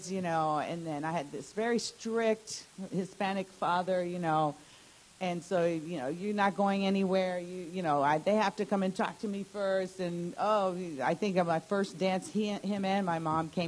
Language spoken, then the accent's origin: English; Bolivia; also born or lived in United States; now in West Virginia, United States; I was born here in the U.S., but I grew up in South America and then came back to the U.S. So it was kind of different, you know. And as a Latina with, um, you know, parents from South America, being here in the U.S.